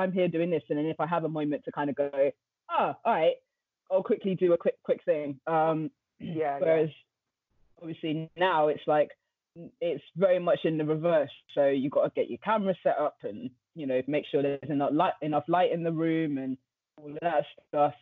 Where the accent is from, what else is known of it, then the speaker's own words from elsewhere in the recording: London, United Kingdom; from London, North London specifically, you know, grew up around music